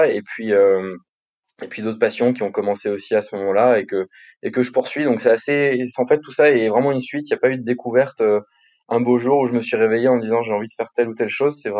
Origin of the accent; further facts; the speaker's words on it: Paris, Île-de-France, France; Paris intramuros, ouais.